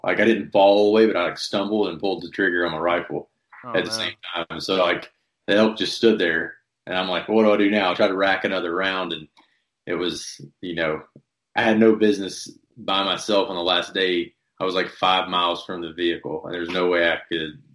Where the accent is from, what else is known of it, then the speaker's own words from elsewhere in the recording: East Tennessee, United States; moved away as an adult; also born or lived in Colorado; I grew up in East Tennessee